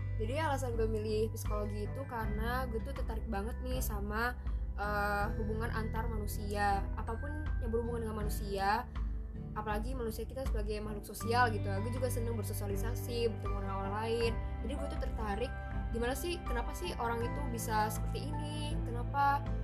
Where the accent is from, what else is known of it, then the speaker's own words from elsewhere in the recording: Indonesia; moved away as an adult; now in Malaysia; orang Melayu kayak kita nih orang Indonesia